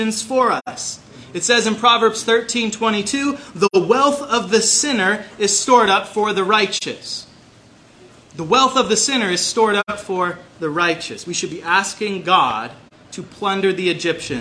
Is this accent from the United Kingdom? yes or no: no; Kitsap Peninsula, Washington, United States; also born or lived in Seattle; I was born in Seattle, raised in Kitsap Peninsula